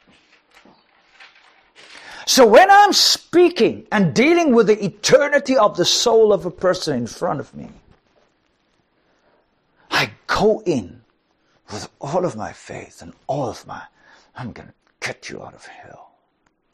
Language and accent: English; South Africa; I'm from South Africa